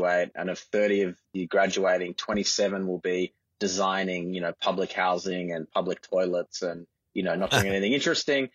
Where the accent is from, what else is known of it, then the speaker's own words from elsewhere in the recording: Sydney, New South Wales, Australia; I grew up in the eastern suburbs. I was born in Paddington and grew up around Centennial Park. Went to school in Bondi Junction.